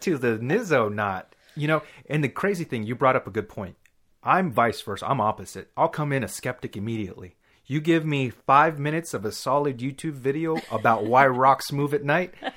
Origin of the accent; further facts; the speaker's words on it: Texas, United States; also born or lived in Dallas; we're from Texas. We'll give that much information, at least. So I lived in Dallas for a little while